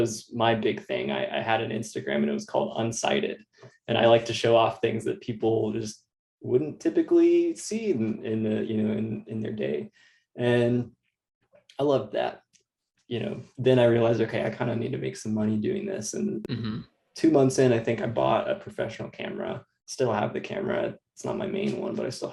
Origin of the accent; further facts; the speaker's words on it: Austin, Texas, United States; I'm from Austin, Texas. I grew up in a suburb north of Austin.